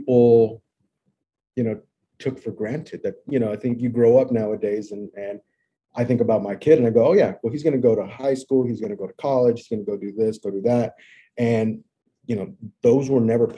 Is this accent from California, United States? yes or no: yes; Long Beach, California, United States; I was born in Long Beach, California, which is a little suburb south of Los Angeles